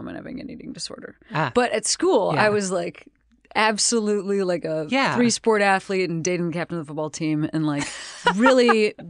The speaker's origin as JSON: {"language": "English", "town": "Western Springs", "region": "Illinois", "country": "United States", "said": "I'm from Western Springs, which right near."}